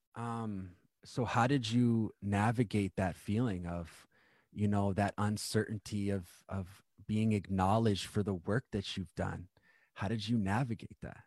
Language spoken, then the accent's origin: English; Winnipeg, Manitoba, Canada; I actually grew up in Manitoba myself.